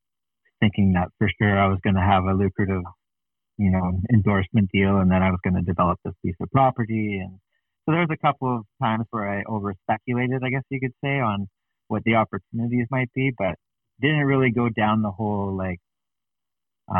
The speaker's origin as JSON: {"language": "English", "country": "Canada", "said": "As a Canadian athlete"}